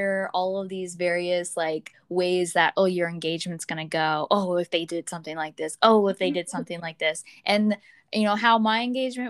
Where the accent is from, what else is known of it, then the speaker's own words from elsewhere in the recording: Florida, United States; I was from Florida